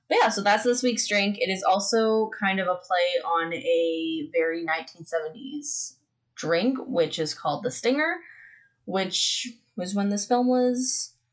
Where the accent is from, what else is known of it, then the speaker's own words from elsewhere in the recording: Canada; We are the little children of Canada.